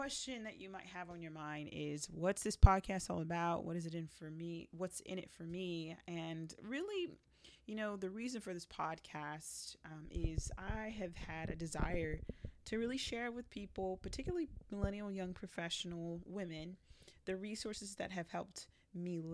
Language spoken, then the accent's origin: English; Broward County, Florida, United States; also born or lived in Jamaica; I was born in Jamaica, but raised in Broward County.